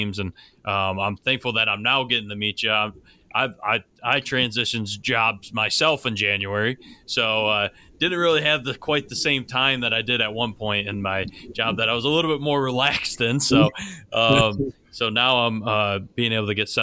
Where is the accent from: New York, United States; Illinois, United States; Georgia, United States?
New York, United States; Buffalo; now in Lynchburg, United States; I grew up in Buffalo where it's Go Bills